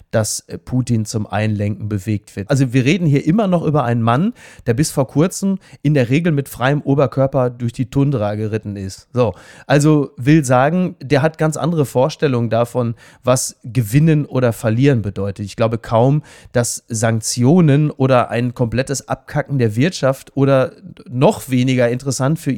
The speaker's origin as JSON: {"language": "German", "town": "Henrichenburg", "region": "North Rhine-Westphalia", "country": "Germany", "said": "Bei mir in meiner Hausbank in Henrichenburg, wo ich herkomme auf meinem Dorf, wurde der Geldautomat gesprengt und meine Hausbank überfallen."}